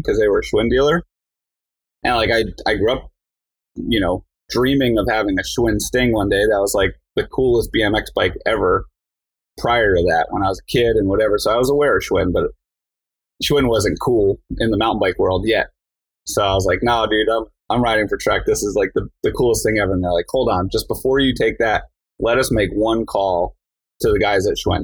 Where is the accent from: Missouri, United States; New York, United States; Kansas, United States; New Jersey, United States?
New Jersey, United States; I grew up in New Jersey